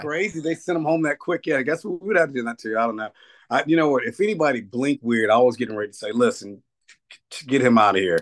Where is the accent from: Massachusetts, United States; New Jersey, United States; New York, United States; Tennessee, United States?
Tennessee, United States; Nashville; moved away; I grew, I grew up in Nashville